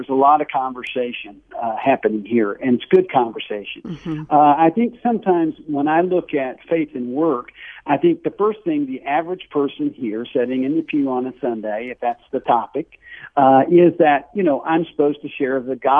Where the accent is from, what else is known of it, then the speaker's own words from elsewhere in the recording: North Carolina, United States; accent: Southern; I grew up in the South. You can probably tell my accent in North Carolina